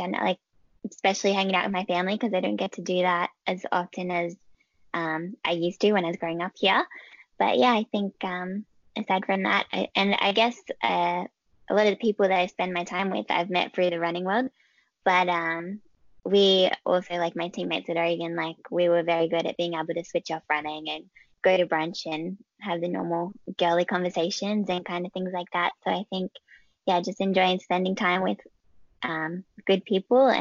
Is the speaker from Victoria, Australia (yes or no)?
no; Albion Park, New South Wales, Australia; I grew up in Albion Park, which is it's got 90 minutes south of Sydney